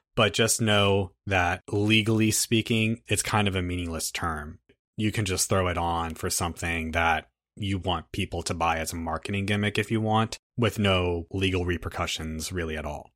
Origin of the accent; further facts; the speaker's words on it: United States; we are American